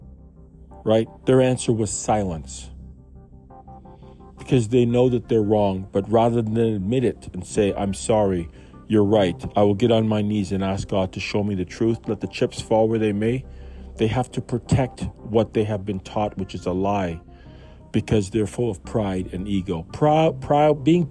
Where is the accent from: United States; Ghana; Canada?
Canada; I was born in Canada, in Grace Hospital on a Sunday.